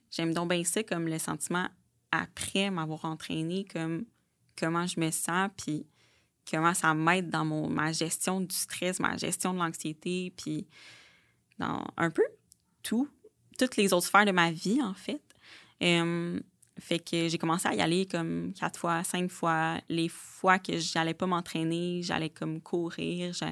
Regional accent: Blainville, Quebec, Canada; J'ai 29 ans. Je viens de Blainville, mhm. I guess. J'ai grandi là-bas.

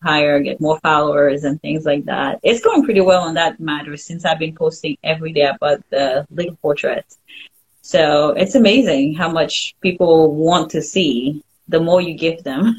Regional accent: Haiti; first language French; English is a second language; moved away; i grew up in haiti so french is my first language

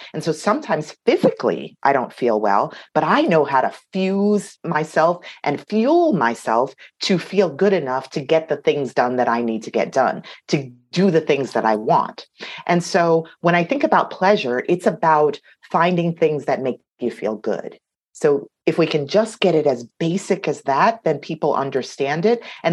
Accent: New York City, New York, United States; I come from Queens, New York

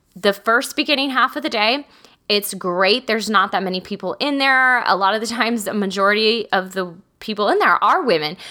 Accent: Texas, United States; I'm from small towns. I'm from Texas.

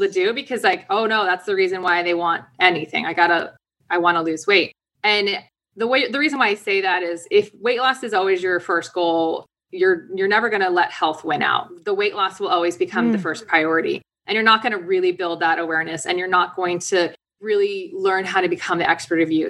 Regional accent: DC area, Virginia, United States; I grew up in Virginia, DC area.

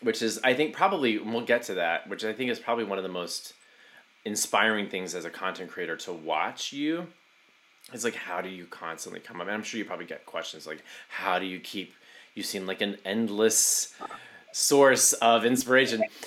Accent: Southeast Texas, United States; moved away; also born or lived in New York; I grew up in Southeast Texas

